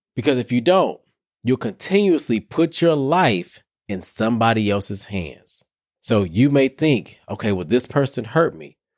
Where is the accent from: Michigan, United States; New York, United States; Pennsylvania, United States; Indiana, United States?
Michigan, United States; Detroit; Y'all know I'm from Detroit.